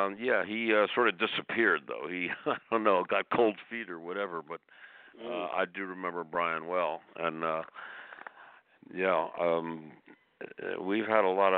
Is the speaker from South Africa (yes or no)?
no; Maryland, United States; moved away; Growing up in Maryland and being in little rock and roll bands since I was 14 years old